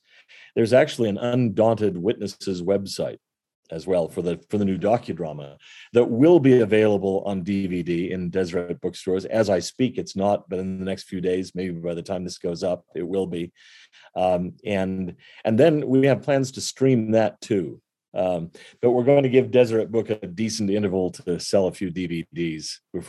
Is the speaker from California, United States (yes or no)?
yes; California, United States; One thing I love about growing up in California, where there weren't that many of us, but I had a lot of friends who went to other churches